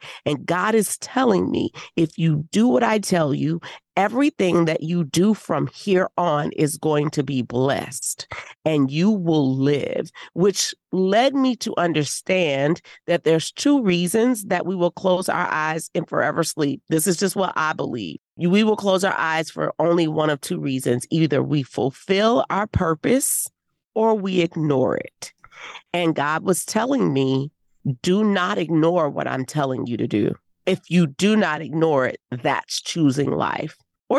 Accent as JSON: {"language": "English", "town": "New Orleans", "region": "Louisiana", "country": "United States", "said": "Well, I'm from New Orleans. I don't mess with that."}